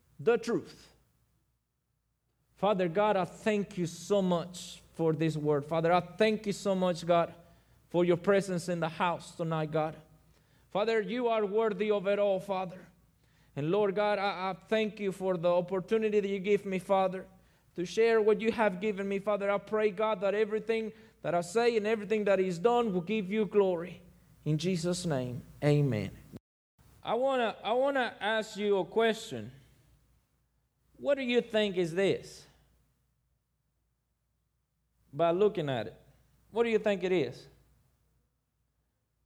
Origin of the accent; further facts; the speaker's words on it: Mexico; now in Oxford, United States; I'm from Mexico, but I live in Oxford